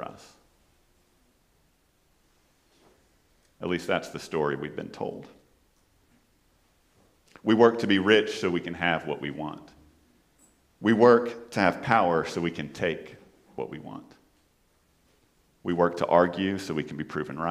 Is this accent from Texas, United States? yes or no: yes; Fort Worth, Texas, United States; also born or lived in Houston; I'm from Fort Worth and not from Dallas